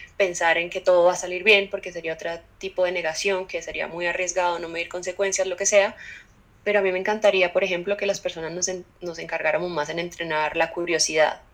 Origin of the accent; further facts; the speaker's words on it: Cali, Valle del Cauca, Colombia; soy caleña